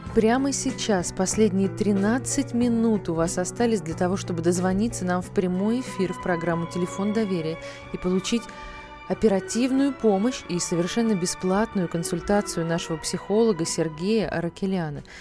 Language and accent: Russian; Saratov, Saratov Oblast, Russia; Я сама из Саратова.